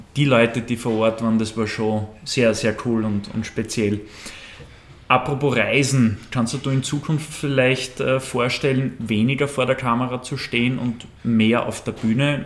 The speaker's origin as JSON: {"language": "German", "country": "Austria", "said": "Wir Österreicher"}